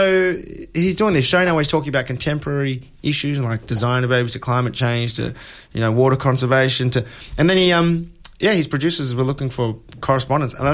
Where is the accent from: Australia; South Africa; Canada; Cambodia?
Australia; I'm from Australia